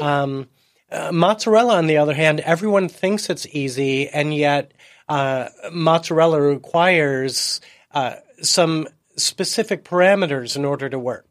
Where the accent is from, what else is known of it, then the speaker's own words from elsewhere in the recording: Chicago, Illinois, United States; also born or lived in Seattle; now in San Diego, United States; I was, uh, born and raised in Chicago